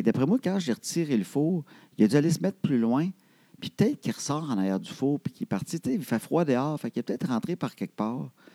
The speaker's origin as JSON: {"language": "French", "town": "Trois-Rivières", "region": "Quebec", "country": "Canada", "said": "je viens de Trois-Rivières"}